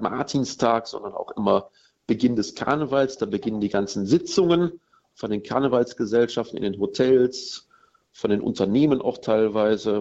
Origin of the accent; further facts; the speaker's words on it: Cologne, North Rhine-Westphalia, Germany; als echter Kölner